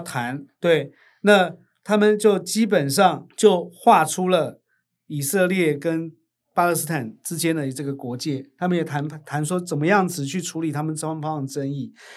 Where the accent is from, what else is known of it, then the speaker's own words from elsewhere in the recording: Taiwan; 我们台湾人不是中国人啊，对，但我们是华人。会有类似的这个华人的信仰文化，这种不会错。我们用华语